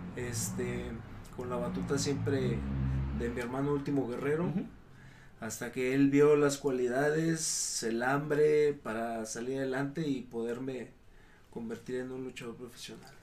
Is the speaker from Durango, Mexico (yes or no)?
yes; Gómez Palacio, Durango, Mexico; moved away as an adult; now in Mexico City, Mexico; soy originario de Gómez Palacio Durango